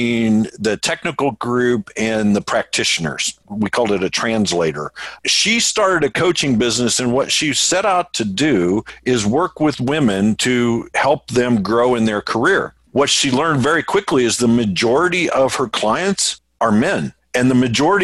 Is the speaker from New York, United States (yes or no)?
no; Indianapolis, Indiana, United States; I'm from Indianapolis